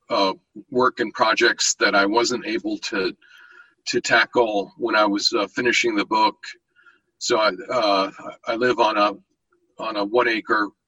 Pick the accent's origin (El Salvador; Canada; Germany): Germany; Berlin; born there; I was born in in Berlin too, where my father was stationed um, in 1960